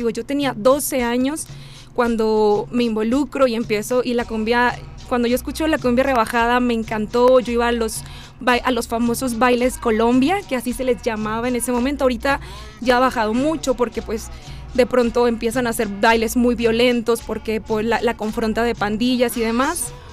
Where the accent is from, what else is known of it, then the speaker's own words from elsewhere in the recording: Monterrey, Nuevo León, Mexico; Bueno, yo soy de Monterrey.